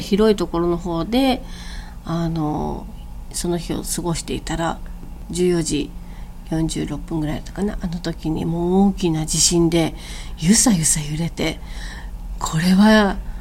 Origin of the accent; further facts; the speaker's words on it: Okinawa, Japan; moved away; also born or lived in Osaka / Tokyo; まあ、地元に戻ってきたっていう感じなので